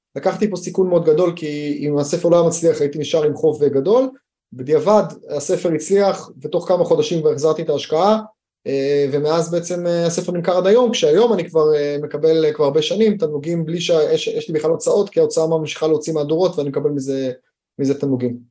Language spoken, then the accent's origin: Hebrew; Haifa, Haifa District, Israel; למדתי בחיפה, גדלתי בחיפה